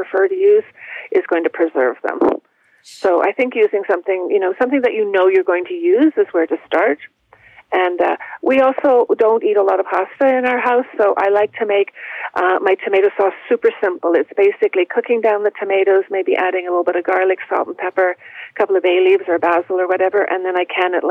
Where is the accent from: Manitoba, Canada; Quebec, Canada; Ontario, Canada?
Ontario, Canada; Toronto; where I grew up in Toronto